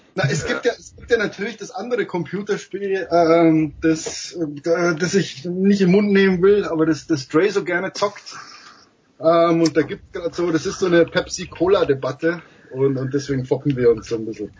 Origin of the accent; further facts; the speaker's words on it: Germany; als Deutscher